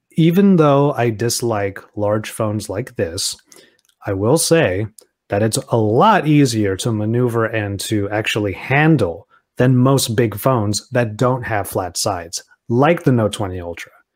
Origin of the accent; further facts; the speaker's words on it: Southern California, United States; I'm from SoCal